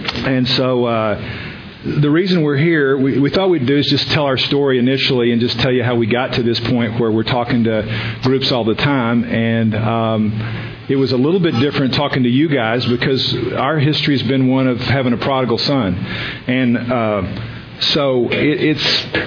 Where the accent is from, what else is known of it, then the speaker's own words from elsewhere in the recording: the South, United States; just from the issues of growing up in the South and having a biracial kid, and the issues that brings up